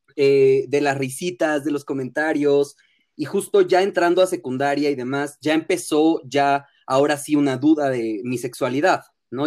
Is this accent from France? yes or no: no; Mexico; accent: fresa, cantadito; regresé a México hablando como yucateco, pero mal